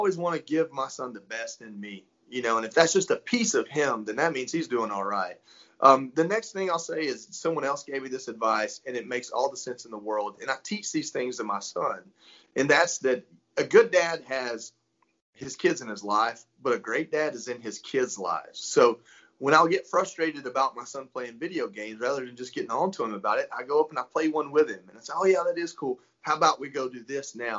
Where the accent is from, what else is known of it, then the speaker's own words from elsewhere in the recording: North Georgia, United States; also born or lived in Florida; I'm from North Georgia, and I'm a country boy, if you can't hear it, my voice.